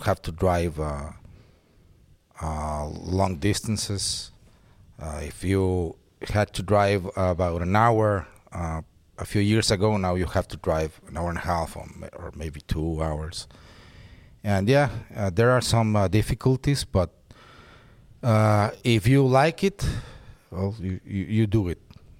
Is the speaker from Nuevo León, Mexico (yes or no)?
yes; Monterrey, Nuevo León, Mexico; Yeah, I'm from Monterrey and I've been living here all my life.